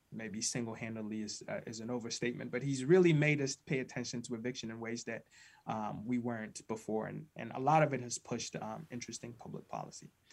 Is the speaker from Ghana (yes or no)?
yes; Ghana; now in United States; I was born and raised in Ghana, West Africa